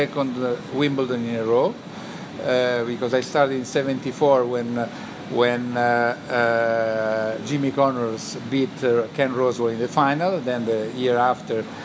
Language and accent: English; Italy; English is a second language